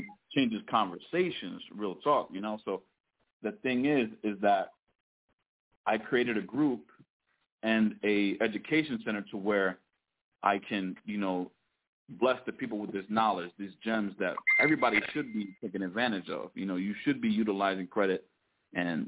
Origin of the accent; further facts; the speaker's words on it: Connecticut, United States; now in Temecula, United States; I live out in Temecula, California. I'm originally from Connecticut